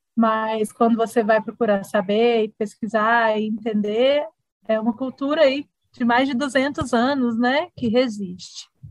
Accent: south of Minas Gerais, Brazil; moved away as an adult; now in Belo Horizonte, Brazil; eu sou do interior, né? Eu sou do sul de Minas

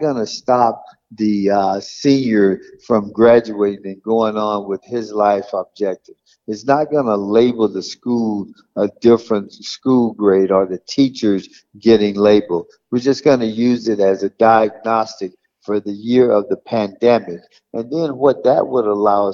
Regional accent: South Florida, United States; born here in South Florida

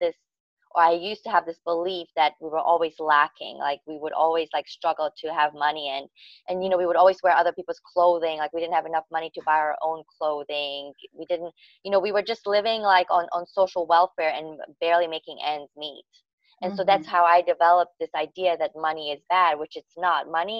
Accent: Serbia; English is a second language; I grew up in Yugoslavia and they had a civil war in 92.

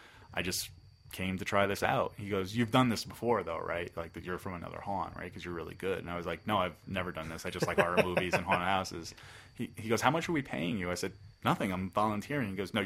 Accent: Bergen County, New Jersey, United States; I grew up in Bergen County. I didn't go to, my parents weren't like shore people typically.

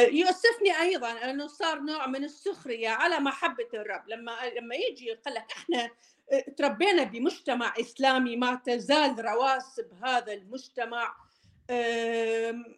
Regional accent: Mosul, Nineveh, Iraq; accent: Maslawi (Mosul) dialect; also born or lived in Baghdad; now in United States; انا عراقيه و احكي اللهجه المصلاويه اكثر من البغداديه

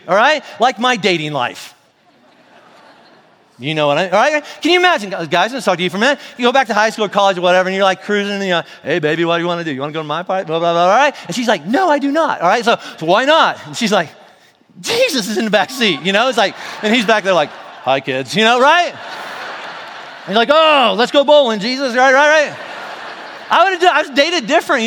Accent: the South, United States; I'm from the South

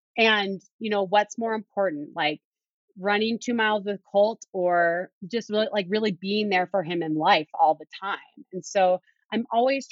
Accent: Duluth, Minnesota, United States; moved away; my tune-up race was in my hometown of Duluth, Minnesota

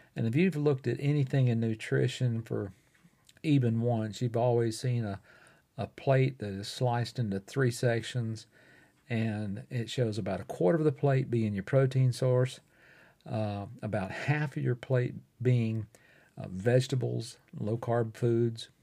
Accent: Fort Payne, Alabama, United States; recording right here in my hometown of Fort Payne, Alabama, in the United States

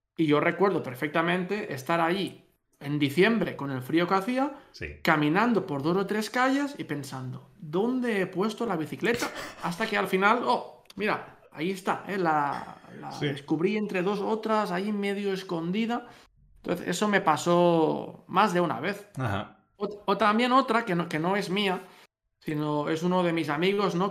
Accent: Catalonia, Spain; moved away; los dos somos catalanes

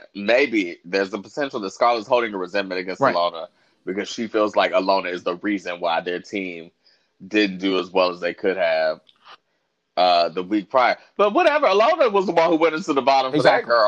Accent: United States; I'm from the United States.

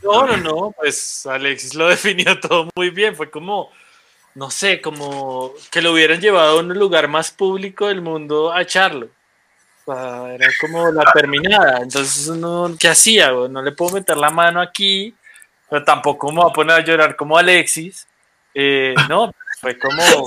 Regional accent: Colombia; desde que salimos de Colombia

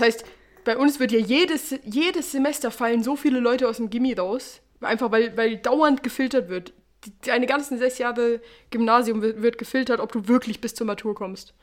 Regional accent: Switzerland; born or raised there

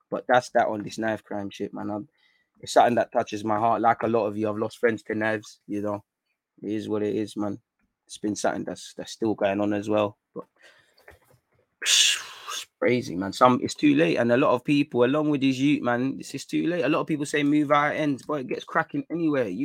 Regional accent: London, United Kingdom; Like, obviously, growing up in North London, again, everybody knows about Shanktown

